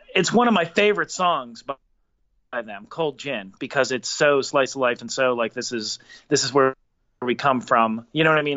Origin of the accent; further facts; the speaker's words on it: Pittsburgh, Pennsylvania, United States; us growing up in Pittsburgh